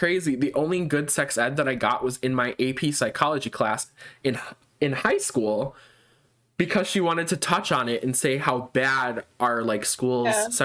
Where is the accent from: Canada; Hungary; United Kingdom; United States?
United States; Illinois; we're both from Illinois